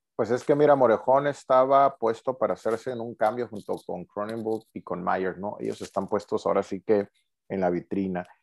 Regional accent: Mexico; como buenos mexicanos

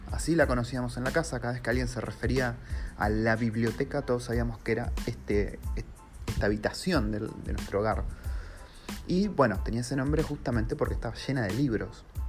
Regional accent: Argentina; moved away as an adult; now in New Zealand; yo me fui de Argentina y estoy viviendo como un argentino en otro país muy, muy diferente al nuestro

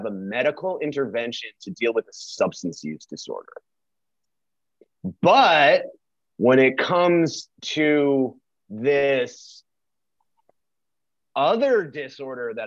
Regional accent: New York, United States; now in Texas, United States; We're from New York

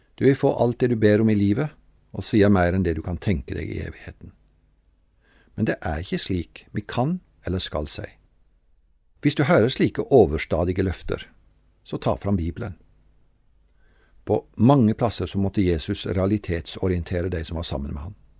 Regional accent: Treungen, Telemark, Norway; Hjemme i Frikirka i Treungen var det to kors

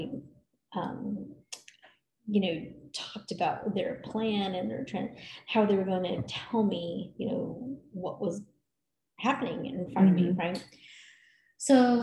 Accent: California, United States; now in Colorado Springs, United States; We went to California, where I grew up

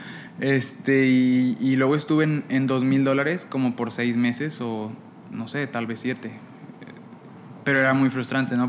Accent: Monclova, Coahuila, Mexico; Pues yo soy de Monclova, Coahuila

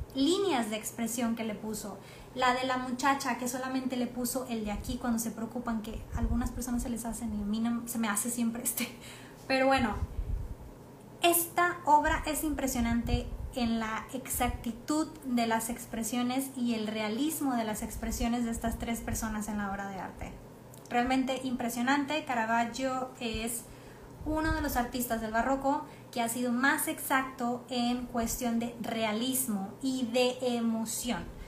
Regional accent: Mexico

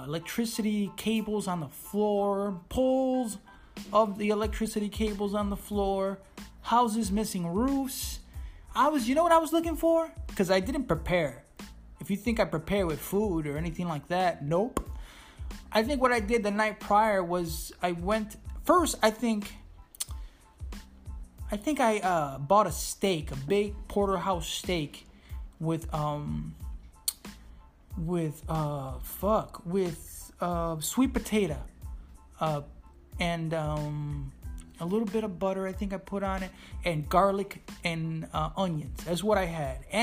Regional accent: Chicago, Illinois, United States; also born or lived in Puerto Rico; I am Puerto Rican descent, meaning my parents were born and raised in Puerto Rico, but I was raised in the jungles of Chicago. So I'm a Chicago Rican

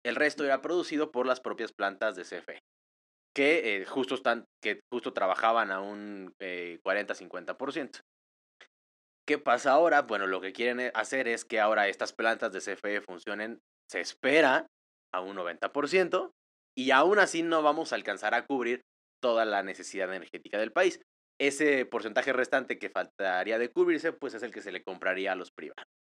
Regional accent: Mexico; yo vivo en México

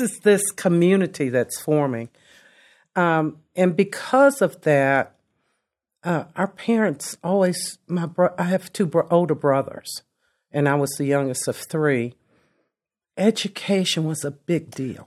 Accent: Lexington, Kentucky, United States; also born or lived in Delaware; I grew up in Lexington. I grew up in a segregated Lexington.

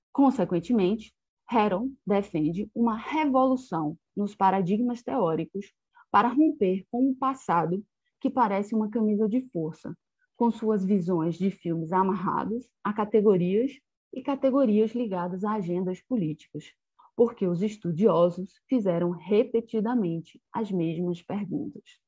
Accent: Bahia, Brazil; also born or lived in Portugal; eu sou da Bahia, né, do estado da Bahia

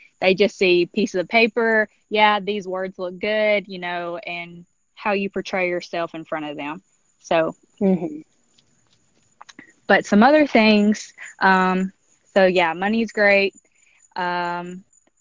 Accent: Alabama, United States; moved away; I'm originally from Alabama

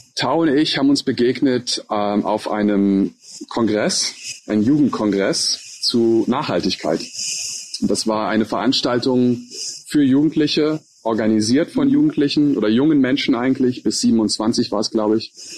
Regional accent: Hesse, Germany; also born or lived in Turkey / Kuala Lumpur, Malaysia; in der Nähe von meiner Heimat in Hessen

